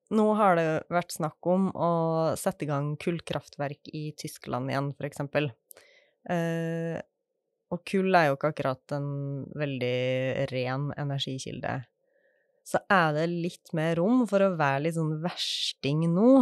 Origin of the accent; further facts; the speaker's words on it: Norway; jeg bry meg om det som nordmann